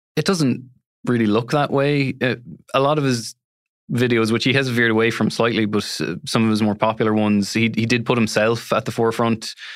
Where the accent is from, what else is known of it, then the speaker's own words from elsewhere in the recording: Galway, Connacht, Ireland; I'm from Galway City